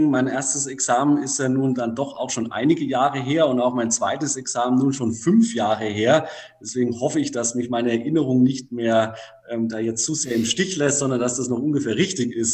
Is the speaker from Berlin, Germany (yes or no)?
no; Würzburg, Bavaria, Germany; Geboren wurde ich 1988 in Würzburg, bin dann dort auch im Landkreis Würzburg aufgewachsen, habe dann 2007 in Würzburg mein Abitur abgelegt.